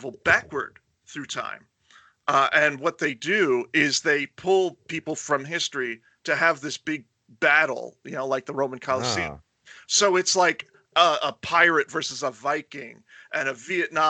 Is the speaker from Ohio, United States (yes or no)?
no; Florida, United States; also born or lived in New York; my formative years were in Florida